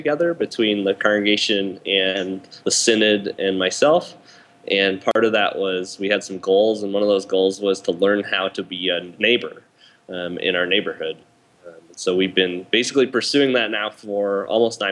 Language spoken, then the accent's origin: English; Minnesota, United States; moved away as an adult; also born or lived in Ohio; now in Lawrence, United States; I was raised in Minnesota